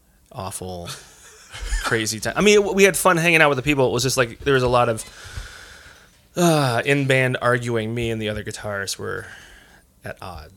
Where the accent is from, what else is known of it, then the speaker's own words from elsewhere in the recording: Northern Michigan, United States; moved away; I was raised in Northern Michigan.